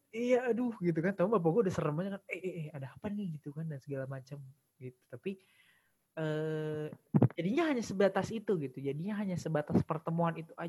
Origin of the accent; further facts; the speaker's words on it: East Java, Indonesia; born there; Jadi gue kan sebenarnya lahir di Jawa Timur.